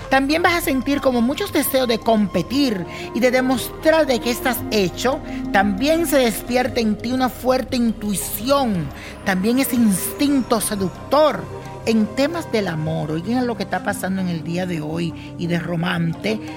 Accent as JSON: {"language": "Spanish", "country": "Venezuela", "moved": "yes", "lives_now": "Colombia", "said": "Yo soy de Venezuela, un país que enfrenta una fuerte crisis y por tal motivo me mudé para Colombia."}